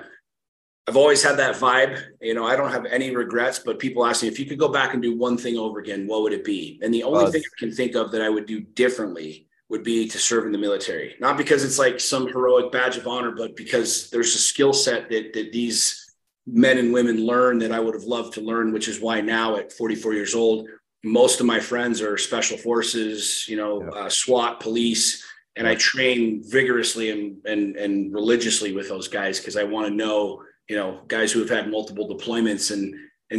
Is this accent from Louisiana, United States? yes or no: no; suburbs of Washington, D.C., Northern Virginia, United States; Washington, D.C., just in the burbs of Washington, D.C.